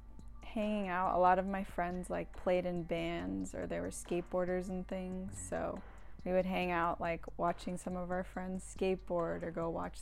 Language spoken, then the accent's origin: English; Santa Barbara, California, United States; It was good. It's like a sleepy beach town. Mm-hmm. It's really beautiful. It's pretty small, so like once I got a little older, I kind of wanted to get out.